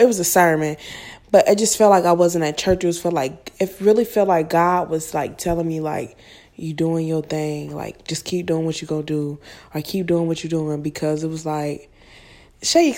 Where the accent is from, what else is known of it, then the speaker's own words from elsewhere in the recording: Illinois, United States; I'm from Illinois